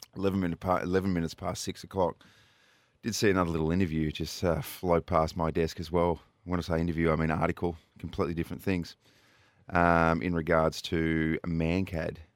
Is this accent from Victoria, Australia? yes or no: no; New South Wales, Australia; now in Adelaide, Australia; They're from Wagga Wagga, New South Wales. I'm originally from New South Wales